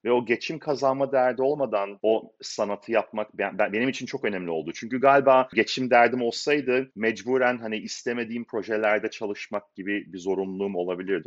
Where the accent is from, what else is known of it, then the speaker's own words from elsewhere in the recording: İzmir, Turkey; moved away as an adult; now in Seattle, United States; ben İzmirliyim aslen. İzmir'den doksan beş senesinde geldik.